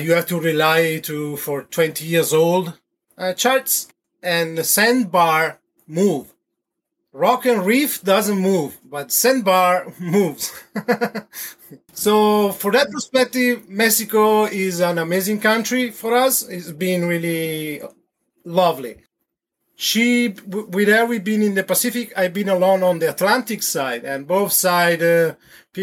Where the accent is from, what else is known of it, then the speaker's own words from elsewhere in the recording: Verona, Veneto, Italy; English is a second language; moved away as an adult; also born or lived in Havana, Cuba; now in French Polynesia; I was born originally from Verona, Italy. I left Italy around the 20s then and start to travel.